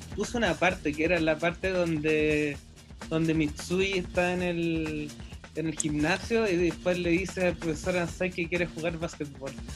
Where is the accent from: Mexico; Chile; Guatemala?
Chile; Rancagua, O'Higgins; soy de Rancagua.